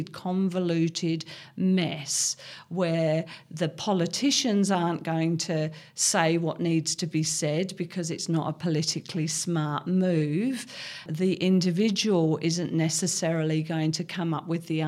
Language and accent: English; Cambridge, East of England, United Kingdom; moved away as an adult; also born or lived in London / Hong Kong; now in Australia; I was born and brought up in Cambridge, a very big city, and went to medical school in London.